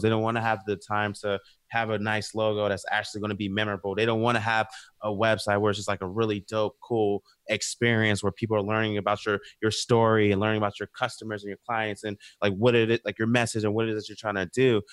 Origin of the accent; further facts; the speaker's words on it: the South, United States; we literally grew up together, and we're from the South too